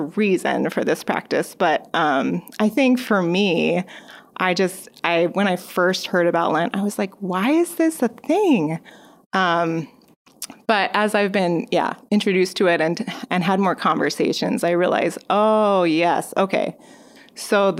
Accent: California, United States; moved away as an adult; So I am originally from California, moved out here when I was working with a campus ministry

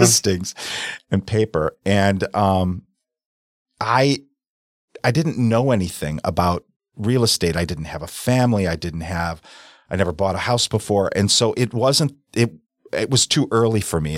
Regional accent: South Milwaukee, Wisconsin, United States; I grew up in South Milwaukee

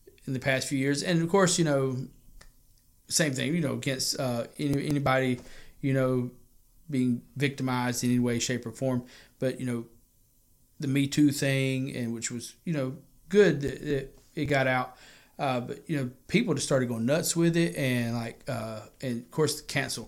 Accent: White Horse Road, South Carolina, United States; I grew up on White Horse Road

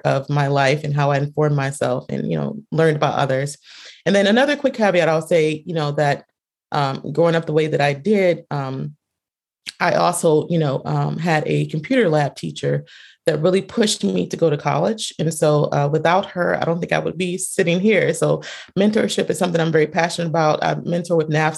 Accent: North Carolina, United States; I am born and raised in North Carolina

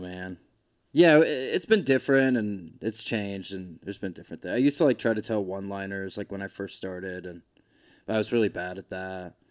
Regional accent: Georgia, United States; moved away as an adult; also born or lived in Boise, Idaho; I grew up in Georgia

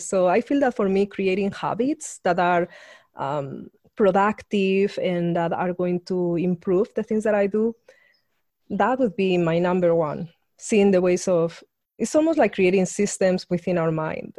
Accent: Spain; I grew up in Spain, being a woman in a very conservative regime

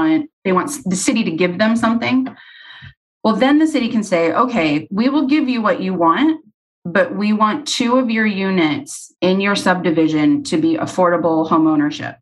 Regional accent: Arizona, United States; I'm from Arizona

